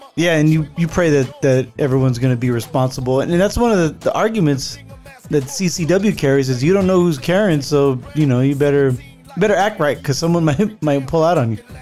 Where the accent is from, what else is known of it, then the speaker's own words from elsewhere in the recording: Santa Clara, California, United States; moved away; growing up in the Bay Area.